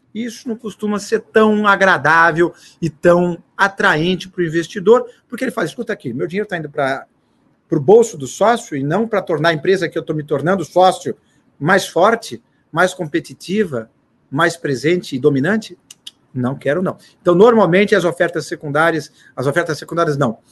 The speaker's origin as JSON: {"language": "Portuguese", "country": "Brazil", "said": "para nós brasileiros"}